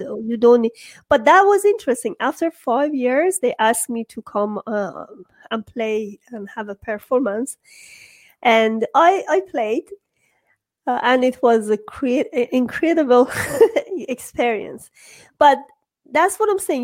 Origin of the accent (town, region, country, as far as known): Iran